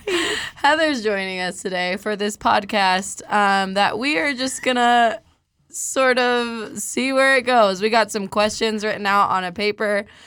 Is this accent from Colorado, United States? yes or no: yes; Colorado, United States; I'm from Colorado